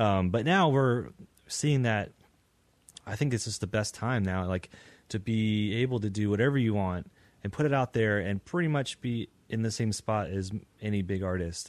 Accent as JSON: {"language": "English", "town": "Lynchburg", "region": "Virginia", "country": "United States", "tie": "born or raised there", "moved": "as an adult", "lives_now": "Richmond, United States", "said": "growing up in Lynchburg"}